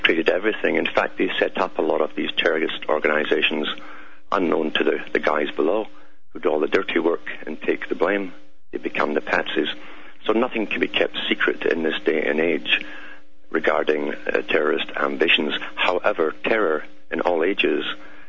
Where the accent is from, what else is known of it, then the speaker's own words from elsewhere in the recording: Scotland, United Kingdom; my accent, it's because I'm from Scotland, born and bred there, and raised there